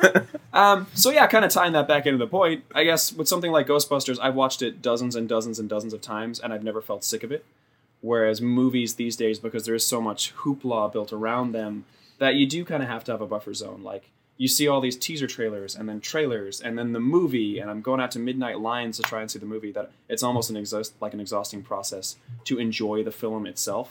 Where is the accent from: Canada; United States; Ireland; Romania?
Ireland; Shannon, County Clare; I grew up in Shannon, County Clare